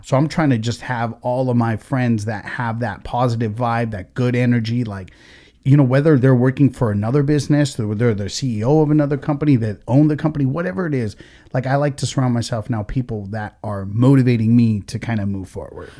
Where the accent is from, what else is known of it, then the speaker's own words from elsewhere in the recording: United States; we're American as fuck, but at the same time, is, is like we have, like, our different roots, right? My family comes from India